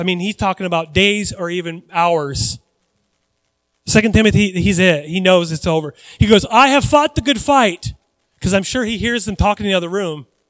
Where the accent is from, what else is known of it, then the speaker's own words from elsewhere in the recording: United States; I grew up in the United States of America